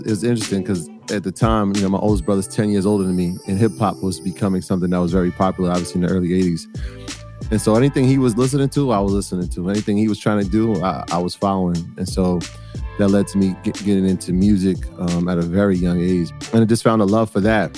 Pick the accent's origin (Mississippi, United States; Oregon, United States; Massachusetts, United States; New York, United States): New York, United States; New York City; I was born in the South Bronx in the early 80s. My parents are Jamaican, and so I'm first generation American